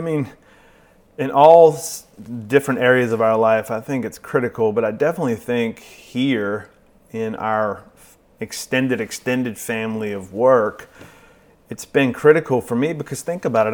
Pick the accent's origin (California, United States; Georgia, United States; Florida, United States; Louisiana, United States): Louisiana, United States; New Orleans; grew up, like Mark said, in a suburb of New Orleans